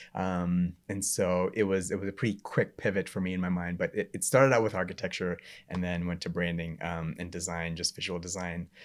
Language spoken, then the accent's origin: English; Memphis, Tennessee, United States; moved away as an adult; also born or lived in Knoxville, Tennessee / Atlanta, Georgia; I grew up in Memphis, went to school in Knoxville